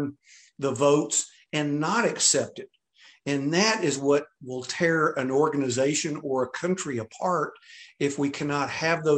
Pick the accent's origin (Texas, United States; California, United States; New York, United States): Texas, United States; I'm from Texas